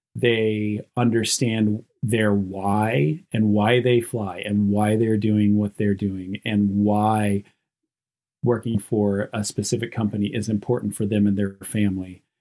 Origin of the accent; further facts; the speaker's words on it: Western North Carolina, United States; I grew up on a map dot in Western North Carolina out in the mountains and in a super duper poor area